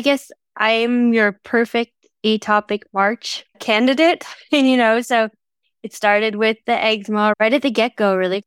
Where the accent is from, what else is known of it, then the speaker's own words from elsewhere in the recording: Canada; I'm from Canada, and my dad loves to throw on fires